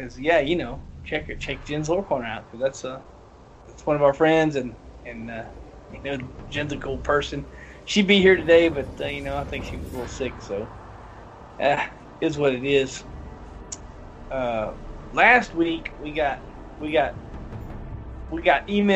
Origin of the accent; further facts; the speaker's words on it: the South, United States; I'm from the South